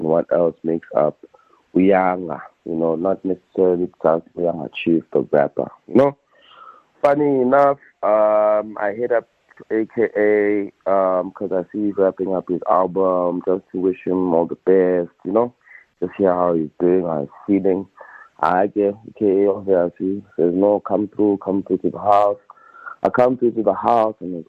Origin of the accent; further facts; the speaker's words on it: New York City, New York, United States; We're both from Queens